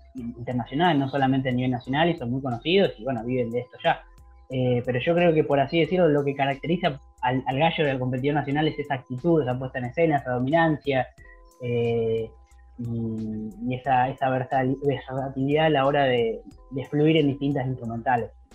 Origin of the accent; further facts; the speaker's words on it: Capitán Sarmiento, Buenos Aires Province, Argentina; acá en mi pueblo, en Capitán Sarmiento, donde yo vivo